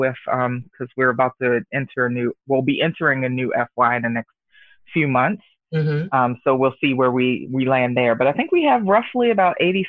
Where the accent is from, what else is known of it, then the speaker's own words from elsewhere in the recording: Baltimore, Maryland, United States; moved away as an adult; also born or lived in Virginia / Washington, D.C. area; now in Redmond, United States; I was born and raised in Baltimore City